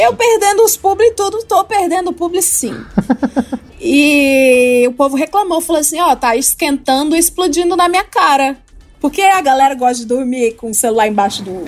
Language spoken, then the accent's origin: Portuguese; Brazil; Como brasileiro